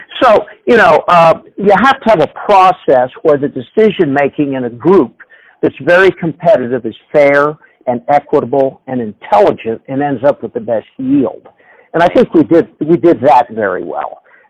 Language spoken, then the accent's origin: English; Hershey, Pennsylvania, United States; I was from Hershey, so we loved that area of the country